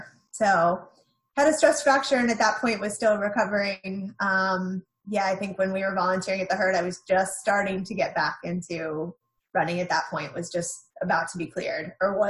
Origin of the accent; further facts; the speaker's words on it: North Carolina, United States; Both sides of my family are from Buffalo, New York. But I mostly grew up in North Carolina.